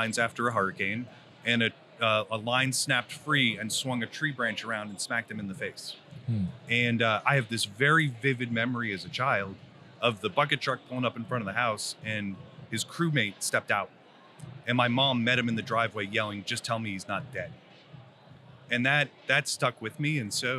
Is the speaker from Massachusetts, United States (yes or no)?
yes; Worcester, Massachusetts, United States; So I'm originally from Central Mass, up by Worcester.